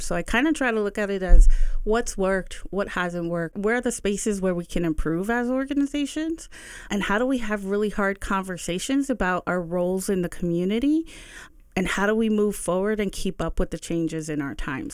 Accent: Bethlehem, Pennsylvania, United States; also born or lived in Allentown; I'm a lifelong resident of the Lehigh Valley. I grew up in the South Side, um, between, and then we moved to Allentown, and then I moved back to Bethlehem

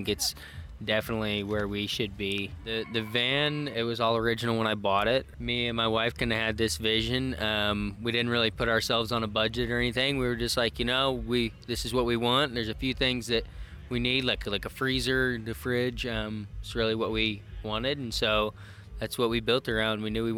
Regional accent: Indiana, United States; I'm from Indiana.

